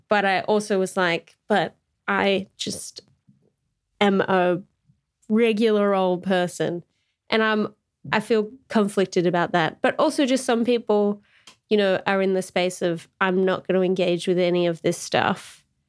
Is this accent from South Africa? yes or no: no; Australia; as an Australian